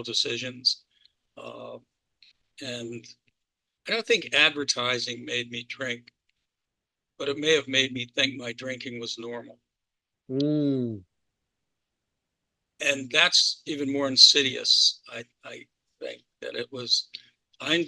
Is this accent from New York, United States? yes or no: no; Baltimore, Maryland, United States; I grew up in Baltimore and Maryland